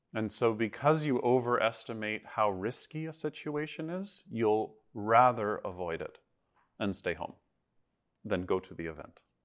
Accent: Toronto, Ontario, Canada; moved away as an adult; I grew up in Toronto.

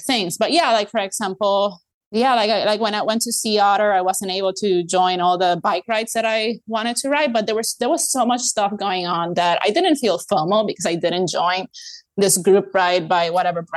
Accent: Puerto Rico; moved away; I come from Puerto Rico

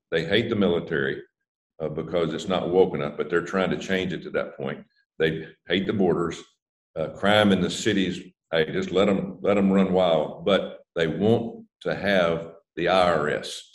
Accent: Alabama, United States; I sit down with uh, uh, uh Shelby, uh, Senator Shelby from my home

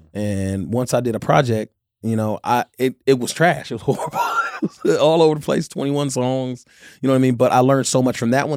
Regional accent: Inglewood, California, United States; I'm from the Top Side in Inglewood

